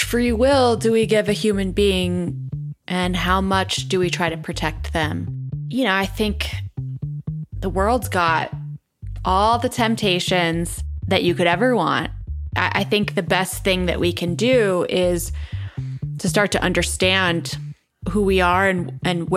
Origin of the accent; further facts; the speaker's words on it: Colorado, United States; growing up in Colorado